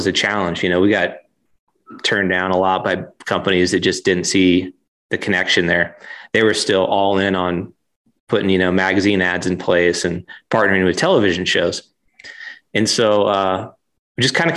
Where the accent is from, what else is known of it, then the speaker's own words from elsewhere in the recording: just outside of Portland, Oregon, United States; moved away as an adult; now in Salt Lake City, United States; My wife and I, we grew up in Oregon, just outside of Portland. So spent my whole life there.